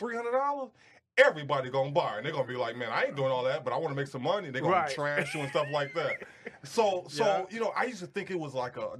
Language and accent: English; Detroit, Michigan, United States; I'm from Detroit.